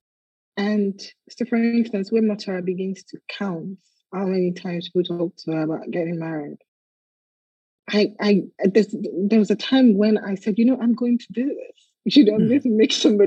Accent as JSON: {"language": "English", "country": "Nigeria", "tie": "born or raised there", "said": "as a young girl growing up in Nigeria"}